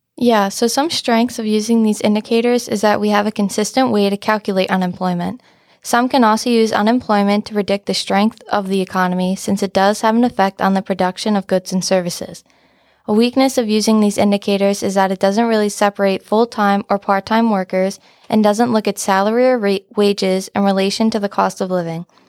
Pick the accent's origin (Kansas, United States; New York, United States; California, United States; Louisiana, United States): New York, United States; Stony Point; I'm from Stony Point, New York